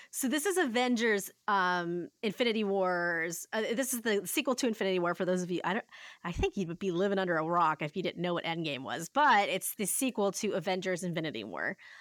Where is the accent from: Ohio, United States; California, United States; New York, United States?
Ohio, United States; I said pop 'cause I'm from Ohio